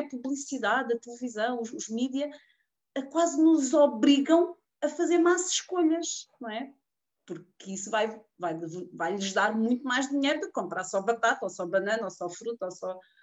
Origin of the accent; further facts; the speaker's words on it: Portugal; also born or lived in Queluz; eu sou aqui de Portugal, sou, moro aqui em Queluz